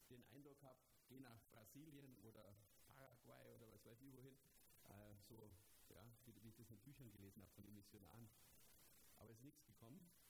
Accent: Germany; bei uns in Deutschland

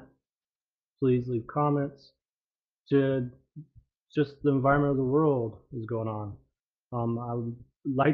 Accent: Alaska, United States; I grew up in Alaska. I live in Alaska.

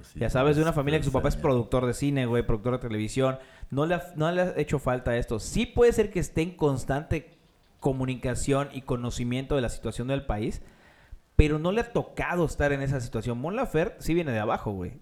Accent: Mexico; soy mexicano

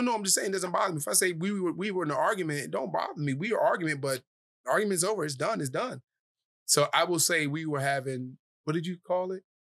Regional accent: Cleveland, Ohio, United States; also born or lived in Dorchester, Massachusetts; from Cleveland, Ohio, uh, born in Dorchester, Massachusetts, uh, I moved from Dorchester when I was four

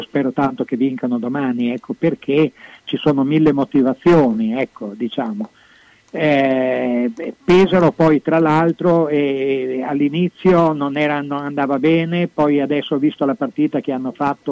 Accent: Venice, Veneto, Italy; now in Bologna, Italy; i miei natali sia eh, eh propri, veri che sportivi sono nati a Venezia

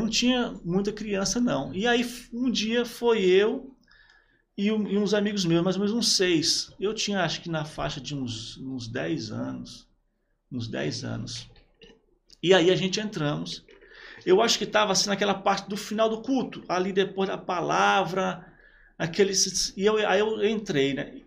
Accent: Praia Grande, São Paulo, Brazil; moved away as an adult; also born or lived in São Vicente / Piauí; eu sou de São Paulo, né? Nasci em São Vicente

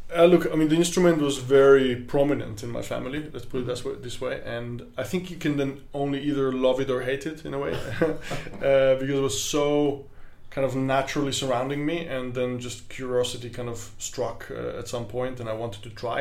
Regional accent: Vienna, Austria; from Austria, from Vienna, and I'm a clarinet player

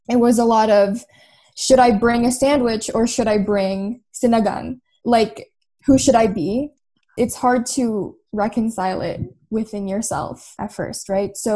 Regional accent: Philippines; moved away; I think that's just a really integral part of being Filipino, right? When we leave the Philippines to especially Canada or the States, anywhere, we expect success.

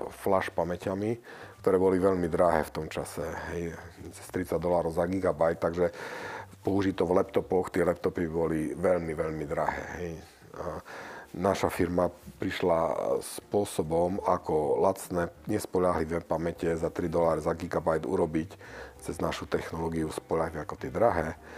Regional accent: Prešov, Prešov Region, Slovakia; moved away as an adult; also born or lived in Košice / Silicon Valley; now in United States; som sa narodil v Prešove a tam som chodil do, do školy

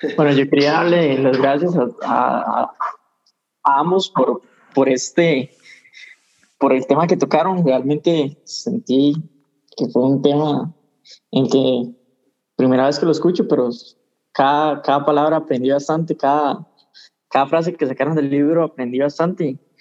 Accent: Costa Rica; yo soy acá igual de Costa Rica

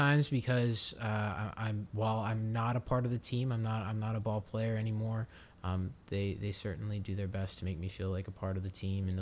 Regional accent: Harford County, Maryland, United States; not too far from my hometown in Harford County, Maryland

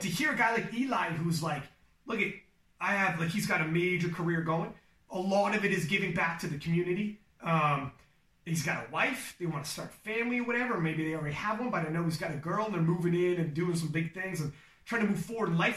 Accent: Canada; I'm Canadian for God's sake. I'm not even American

